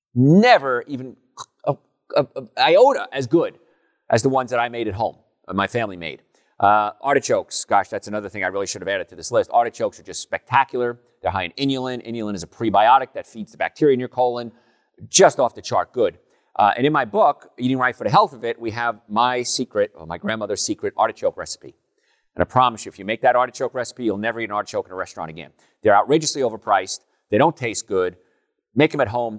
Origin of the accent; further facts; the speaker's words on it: Hoboken, New Jersey, United States; moved away; I grew up in Hoboken, New Jersey